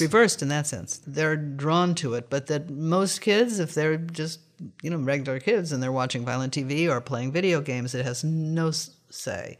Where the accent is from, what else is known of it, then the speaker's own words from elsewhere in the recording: United States; We are American Westerners